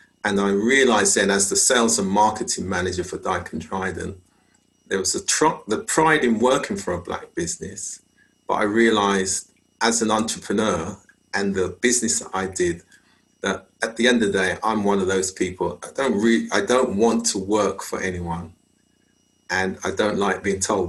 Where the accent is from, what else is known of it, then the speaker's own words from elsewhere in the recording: London, United Kingdom; I was born in London. My father came from Jamaica and my mother came from Montserrat. And so growing up in UK society, British society, as a Caribbean person